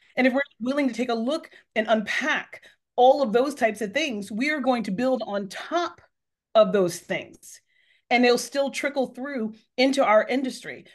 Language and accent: English; Northern California, United States; moved away as an adult; also born or lived in Texas; now in Massachusetts, United States; I wasn't born there. I was born in Texas, but, uh, but my, but I, I grew up in California